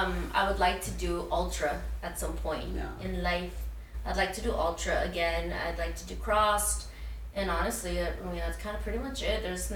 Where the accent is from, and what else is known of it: San Diego, California, United States; born or raised there